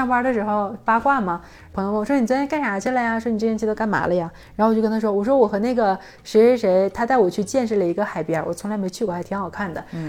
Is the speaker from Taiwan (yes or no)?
no; China; 我说那真好，可是我是中国人啊，